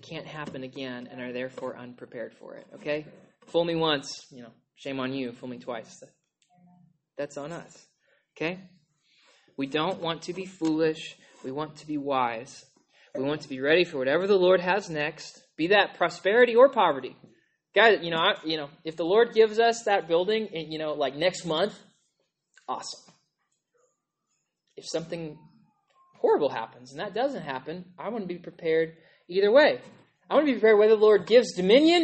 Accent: United States; as an American in an established church

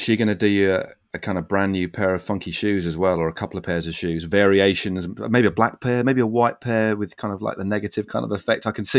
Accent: United Kingdom

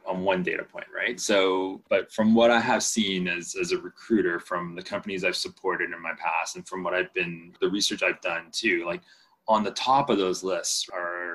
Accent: Panama; born or raised there; first language Spanish; English is a second language; moved away

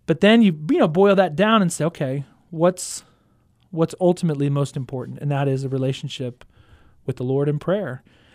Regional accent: Houston, Texas, United States; now in Stillwater, United States; Houston, Texas, the fourth largest city in the United States.

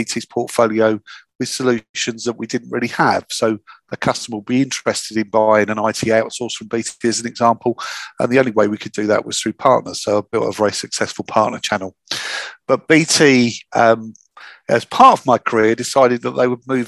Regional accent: Hastings, South East England, United Kingdom; I'm from the south of England. I'm from Hastings, the Battle of Hastings

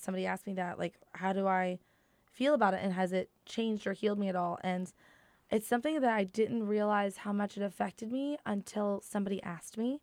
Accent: Proctorville, Ohio, United States; moved away; also born or lived in Huntington, West Virginia; I'm from a small town, like, I went to school in, like, Proctorville, Ohio, and we both met and pretty much were, grew up as adults in Huntington, West Virginia

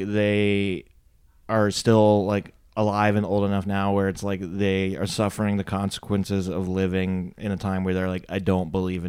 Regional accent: Delaware, United States; I'm from Delaware

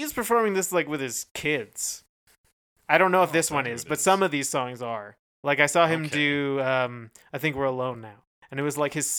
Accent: California, United States; I'm from California.

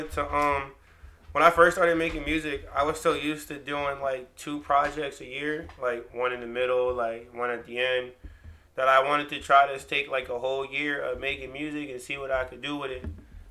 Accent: Newburgh, New York, United States; Born and raised in Newburgh.

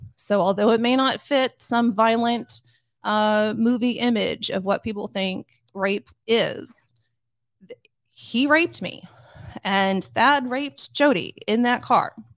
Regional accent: Grandview, Missouri, United States; my hometown, uh, to give you just a little bit of, of background, Grandview, Missouri is kind of a working class suburb of Kansas City. And I went to school with basically the same people from kindergarten all the way up to high school

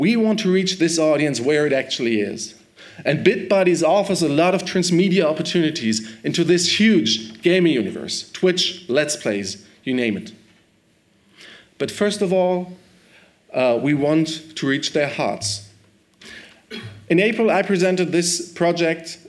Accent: Germany; I'm from Germany, from Movietel

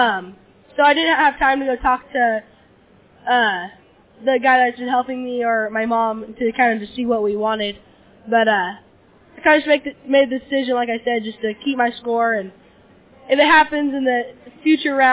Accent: Diamond Springs, California, United States; I'm from Diamond Springs, California.

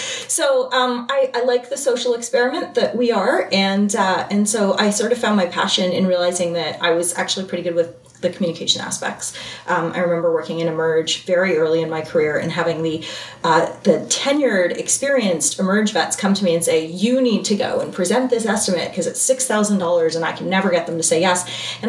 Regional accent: Waterdown, Ontario, Canada; I'm from Ontario, Canada, Waterdown, Ontario, Canada.

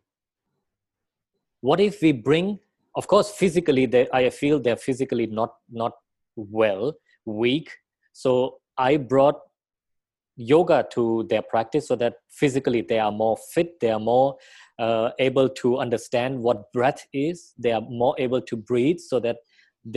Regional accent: Thailand; I am Thai. I was born in Thailand

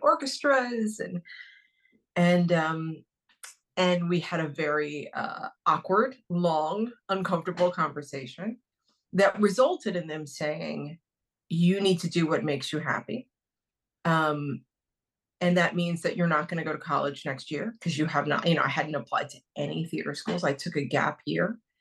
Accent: Dayton, Ohio, United States; moved away as an adult; also born or lived in New York; I grew up in Dayton, Ohio.

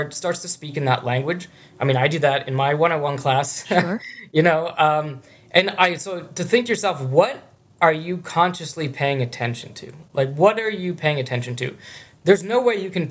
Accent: Pittsburgh, Pennsylvania, United States; moved away as an adult; also born or lived in Hamburg, Germany / Michigan; Carnegie Mellon, which is actually in my hometown of Pittsburgh

